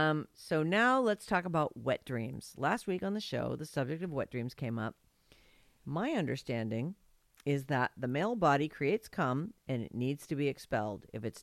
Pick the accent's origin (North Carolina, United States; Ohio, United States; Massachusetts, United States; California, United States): California, United States; San Francisco; moved away as an adult; I was born and raised in San Francisco. All my friends, family, everything I knew was there. 5 generations born and raised San Franciscans.